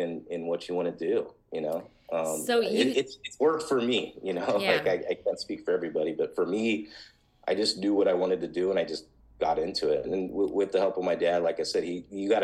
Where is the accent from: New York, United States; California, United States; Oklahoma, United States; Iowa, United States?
California, United States; Los Alamitos; I grew up in Los Alamitos